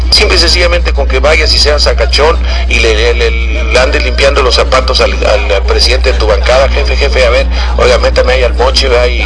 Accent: Tamaulipas, Mexico; also born or lived in Mexico City; yo soy nacido en el DF, pero soy criado en Tamaulipas, señor. Yo no soy chilango, señor.

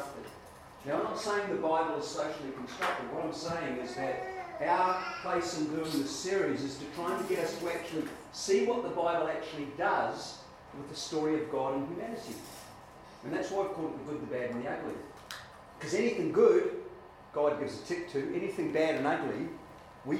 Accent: New Zealand; I grew up in New Zealand

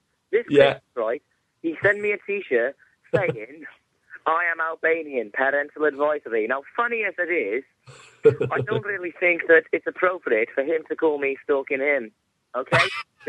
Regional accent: South West England, United Kingdom; I'm from Devon.

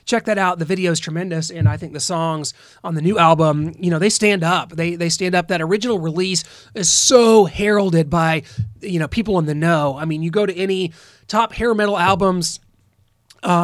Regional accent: Midwest, United States; As a Midwesterner

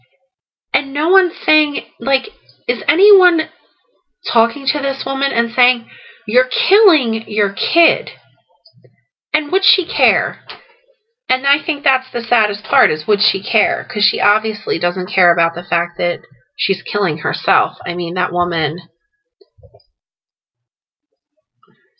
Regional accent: New Jersey, United States; I am from South Jersey. I am a Jersey girl

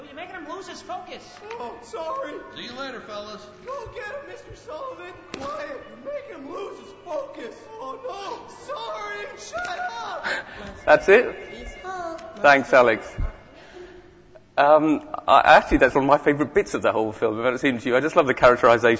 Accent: Whitley Bay, North East England, United Kingdom; moved away; I live just down the road. But that's not where I come from. I come from a town called Whitley Bay, okay, which is up in the northeast.

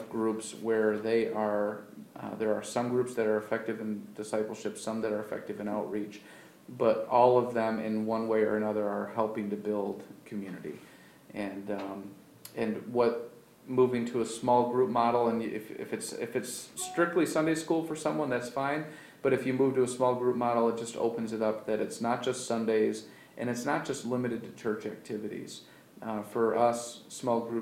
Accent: Baldwinsville, New York, United States; now in Auburn, United States; I'm actually from the Syracuse area. I grew up just north of Baldwinsville

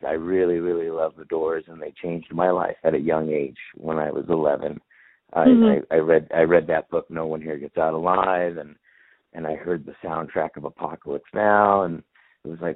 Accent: Los Angeles, California, United States; I live in Venice. I'm born and raised here

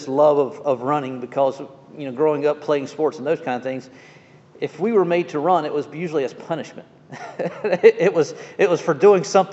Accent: Jacksonville, Florida, United States; moved away; also born or lived in Atlanta, Georgia; Growing up in Jacksonville

